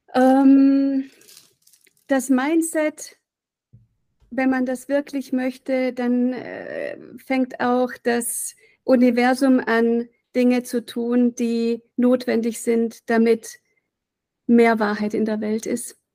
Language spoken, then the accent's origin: German; Reutlingen, Baden-Württemberg, Germany; now in Weimar, Germany; wir sind in Reutlingen aufgewachsen, 100.000 Einwohner